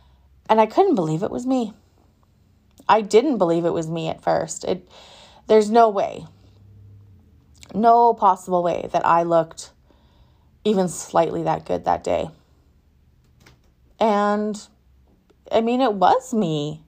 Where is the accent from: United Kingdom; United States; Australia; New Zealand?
United Kingdom; England; I'm probably going to butcher it because I'm so English it hurts